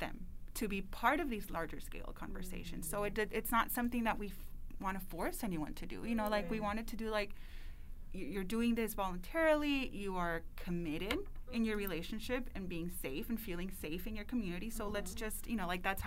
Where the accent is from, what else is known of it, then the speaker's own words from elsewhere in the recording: El Paso, Texas, United States; moved away as an adult; I was born and raised in El Paso